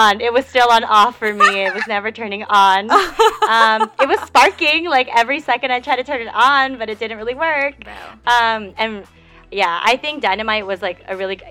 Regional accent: United States; we're American

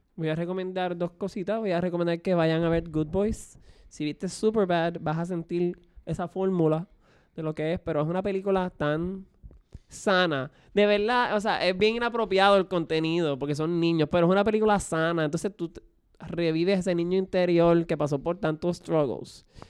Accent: Puerto Rico; yo viviendo y creciendo en Puerto Rico

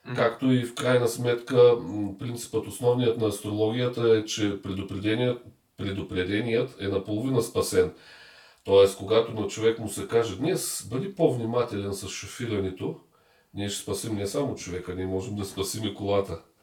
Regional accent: Bulgaria; като един българин държа да го кажа много важно, защото ние българите сме със специфична вяра

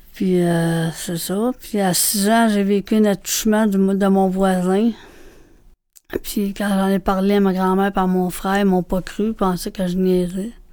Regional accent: Montreal, Quebec, Canada; je suis née à Montréal

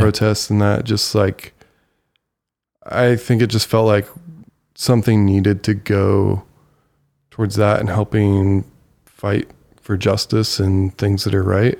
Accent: Bowling Green, Ohio, United States; moved away; I grew up in Bowling Green that literally has two man-made hills

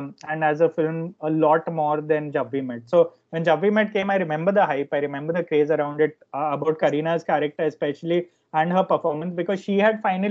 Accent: India; a lot of us who grew up in India

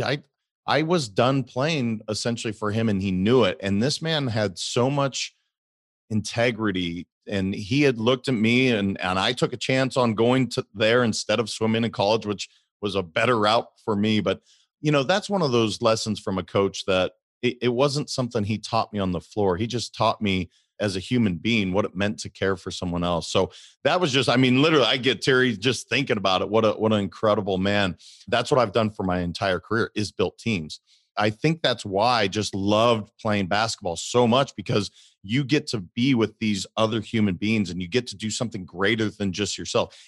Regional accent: Great Falls, Montana, United States; So I'm originally from Montana. I grew up in Great Falls, Montana.

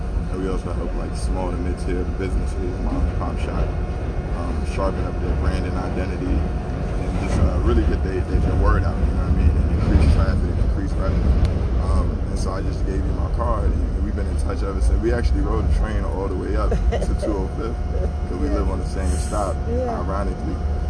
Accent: New York City, New York, United States; But I'm from the Bronx, you know what I'm saying? I love Harlem, I love Uptown, but you know, I'm a Bronx boy.

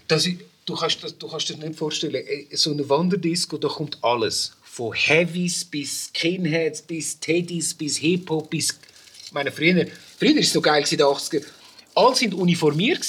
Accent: Brazil; also born or lived in Zurich; now in Switzerland; meine Herkunft als Brasilianer

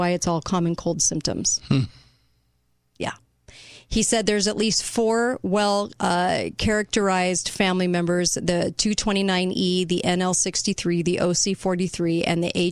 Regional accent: United States; We are Americans

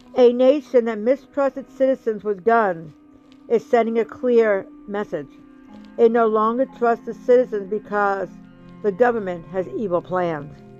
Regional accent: New Jersey, United States; I grew up in New Jersey

